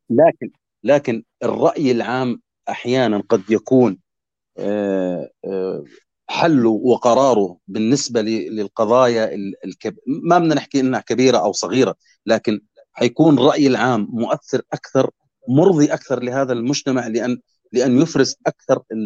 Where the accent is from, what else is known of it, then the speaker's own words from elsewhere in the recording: Jordan; بلدنا الاردن